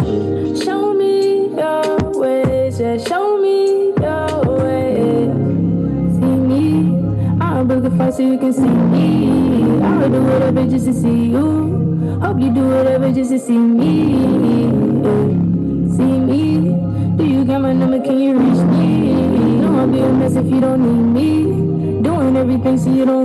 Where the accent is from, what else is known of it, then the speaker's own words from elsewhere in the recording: Louisville, Kentucky, United States; I'm from Louisville, Kentucky. I'm 21 years old